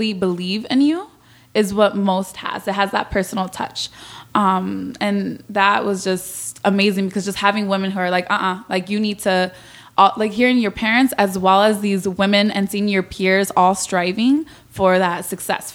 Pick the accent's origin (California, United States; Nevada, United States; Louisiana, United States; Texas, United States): California, United States; Pasadena; I am from Pasadena, California